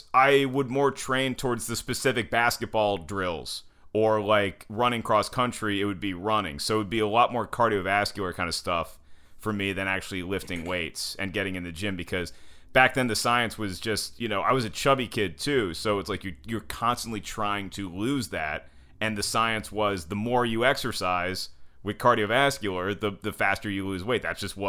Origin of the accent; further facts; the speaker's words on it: Winston-Salem, North Carolina, United States; We never lived overseas, but I was born in Winston-Salem, North Carolina. And I went to school in Winston-Salem, North Carolina.